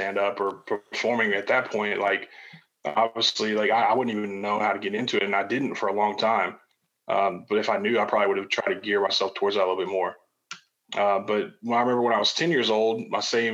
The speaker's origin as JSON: {"language": "English", "town": "Chicago", "region": "Illinois", "country": "United States", "tie": "born or raised there", "moved": "yes", "lives_now": "Nashville, United States", "said": "as a kid, I grew up in Chicago. That's where I'm from originally, and I live in Nashville now"}